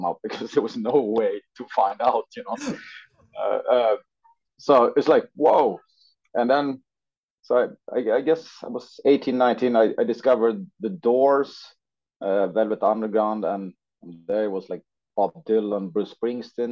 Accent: northern Sweden, Sweden; a guy living in a small town in northern Sweden

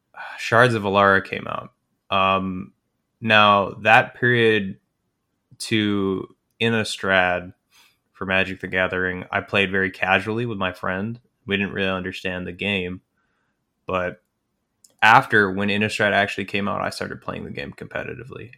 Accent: Calgary, Alberta, Canada; I'm from Calgary

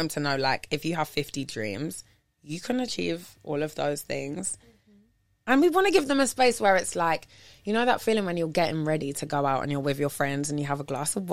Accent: London, United Kingdom; moved away as an adult; also born or lived in New York; now in Los Angeles, United States; the only like two female DJs from London that are DJing together

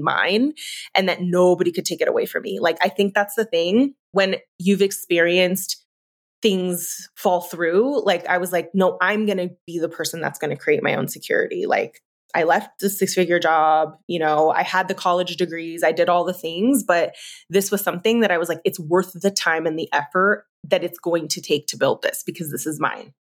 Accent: San Francisco, California, United States; moved away as an adult; also born or lived in Oregon; Moving back to San Francisco was really pivotal to me because, um, for so many reasons, it's my hometown.

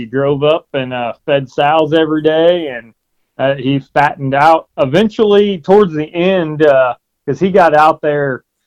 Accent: Quincy, Illinois, United States; I grew up over in Quincy, Illinois

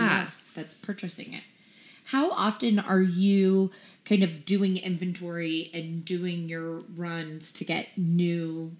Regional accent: Midwest, United States; So we're both from the Midwest

